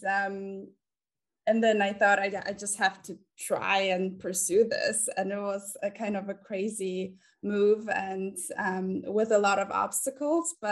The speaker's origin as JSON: {"language": "English", "country": "Germany", "tie": "born or raised there", "moved": "as an adult", "lives_now": "New York City, United States", "said": "So I am German. And my parents are Polish, so they immigrated to Germany. I was born there"}